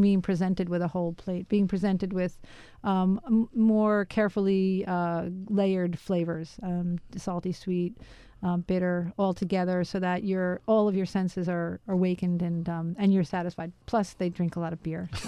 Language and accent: English; New York City, New York, United States; I grew up in Queens, New York